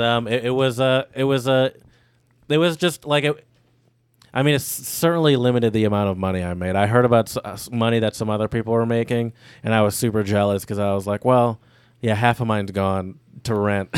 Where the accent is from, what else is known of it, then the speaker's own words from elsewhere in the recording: Midwest, United States; we're from the Midwest